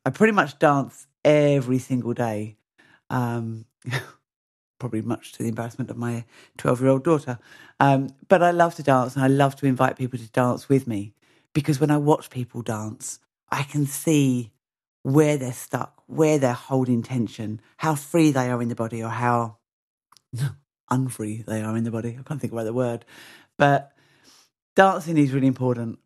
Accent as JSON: {"language": "English", "area": "Mersea Island", "region": "East of England", "country": "United Kingdom", "tie": "born or raised there", "said": "all of my work is based on Mersey Island, my hometown"}